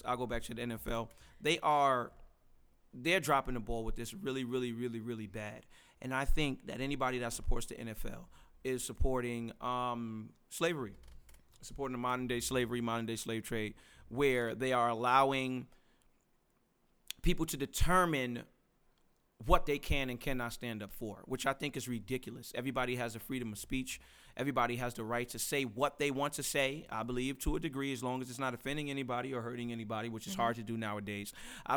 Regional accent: New York City, New York, United States; I was born in Brooklyn, New York, in Bed-Stuy, Brooklyn, Bainbridge, Saratoga, shout out to my hood

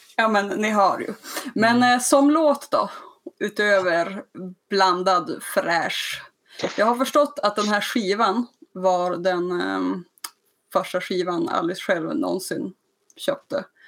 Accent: Skellefteå, Västerbotten County, Sweden; jag kommer från Skellefteå

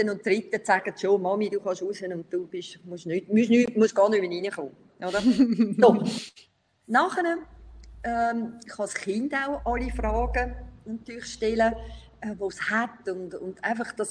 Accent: Brazil; ich, ich bin teilweise in Brasilien aufgewachsen und darum bin ich so noch ein bisschen stark geprägt äh, von Brasilien. Teil von meinem Herz ist immer noch da in Brasilien.

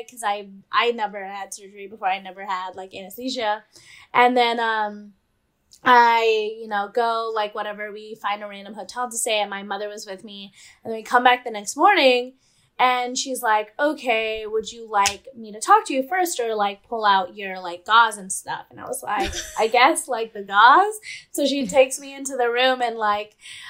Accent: California, United States; also born or lived in St. Louis, Missouri; I'm from California, and I had went to college in St. Louis, Missouri

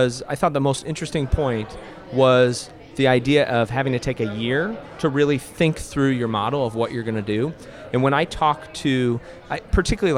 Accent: Omaha, Nebraska, United States; I'm from Omaha, Nebraska

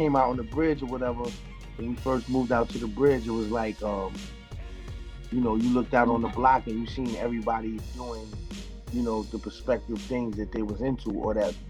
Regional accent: New York City, New York, United States; also born or lived in South Jamaica, Queens / Astoria, Queens; Southside born, QB raised

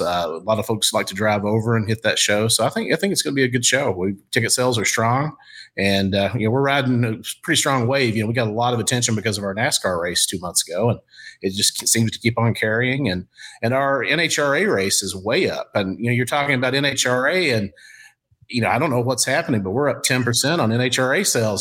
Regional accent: Eastern Kentucky, United States; moved away as an adult; now in St. Louis, United States; Eastern Kentucky, that was my hometown. That was my neighborhood.

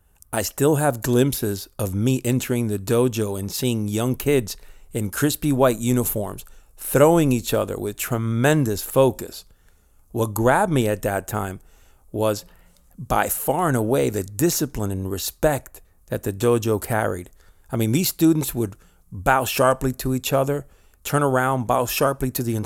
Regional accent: Spain; also born or lived in Miami, United States; I was born in Miami, but for most of my childhood years, I lived in Spain.

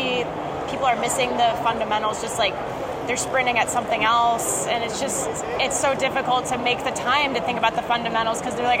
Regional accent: Ohio, United States; I'm from Ohio. I'm not from the area where the train derailment happened

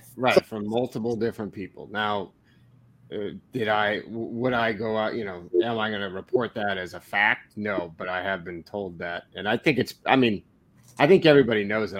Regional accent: Cottage Grove, United States; Cottage Grove, my hometown

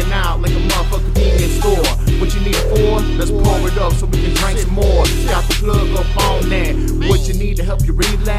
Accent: Texas, United States; I represent from the north, but I'm from Texas, so I'm from the south.

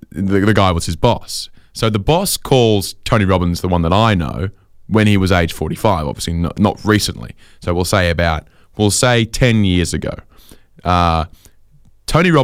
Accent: Sydney, New South Wales, Australia; when I was growing up in Sydney

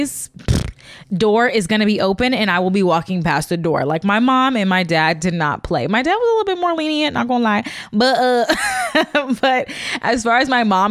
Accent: Chicago, Illinois, United States; moved away as an adult; also born or lived in Missouri; I'm originally from Chicago

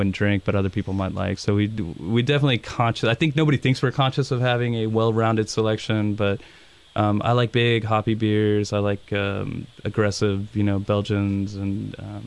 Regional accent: England, United Kingdom; now in United States; I'm from England

